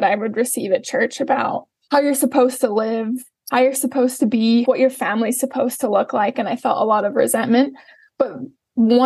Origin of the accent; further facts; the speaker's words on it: Salt Lake City, Utah, United States; I was born and raised in Salt Lake City, Utah. I currently live in Salt Lake City, Utah